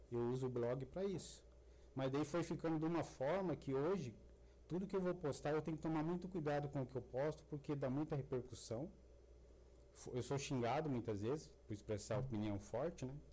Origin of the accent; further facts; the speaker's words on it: Goiás, Brazil; Eu, eu moro aqui, eu sei, aconteceu mesmo eu sou aqui de Goiás e tal.